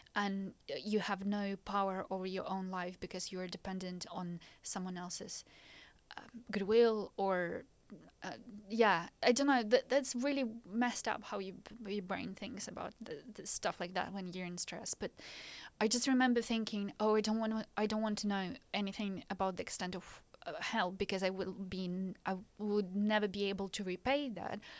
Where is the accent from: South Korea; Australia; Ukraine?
Ukraine; English is a second language; moved away as an adult; also born or lived in Belgium; now in Norwich, United Kingdom; I was born in the Ukraine